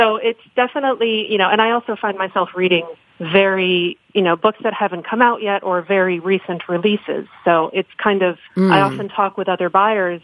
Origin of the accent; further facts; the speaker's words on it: New York City, New York, United States; moved away as an adult; now in Miami, United States; I grew up in New York City